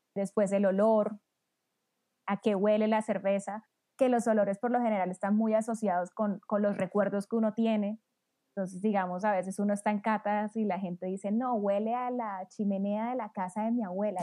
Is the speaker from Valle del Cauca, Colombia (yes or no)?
no; Cartagena, Bolívar, Colombia; Yo que soy de Cartagena, pura águila toda mi vida.